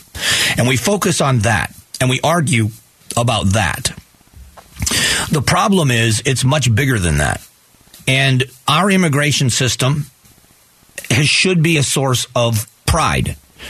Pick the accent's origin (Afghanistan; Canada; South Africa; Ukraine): Afghanistan; When I am from Afghanistan, I feel like this too. I don't have a country.